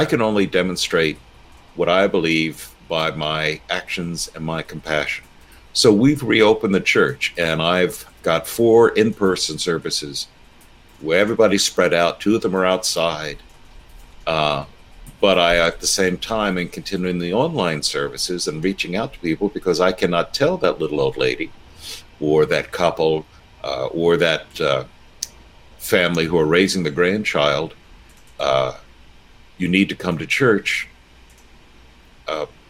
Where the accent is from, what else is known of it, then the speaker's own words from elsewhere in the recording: United States; I'm an American